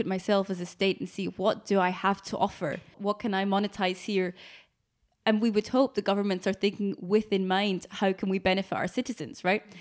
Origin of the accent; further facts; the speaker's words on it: Scotland, United Kingdom; my citizenship, if I have to fill in a form, it's Great Britain, right? But I will always identify myself as Scottish